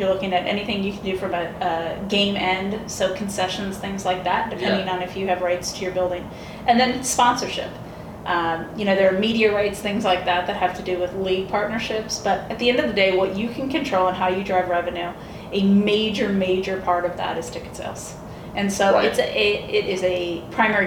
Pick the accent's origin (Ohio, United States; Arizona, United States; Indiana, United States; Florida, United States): Indiana, United States; Valparaiso; now in Seattle, United States; I grew up in Valparaiso, Indiana. I'm a Hoosier.